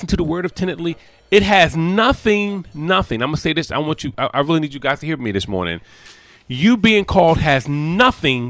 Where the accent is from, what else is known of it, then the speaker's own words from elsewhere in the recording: United States; I am an American, but I am an American.